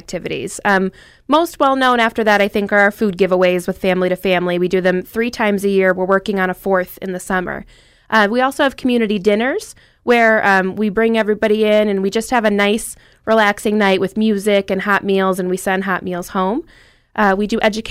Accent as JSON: {"language": "English", "town": "Dunmore", "region": "Pennsylvania", "country": "United States", "said": "I'm from Dunmore, big family"}